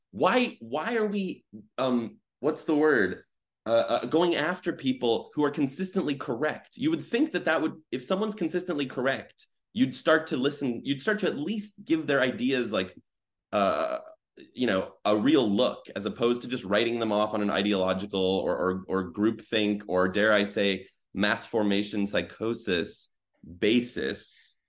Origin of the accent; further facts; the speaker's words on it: Midwest, United States; I grew up in the Midwest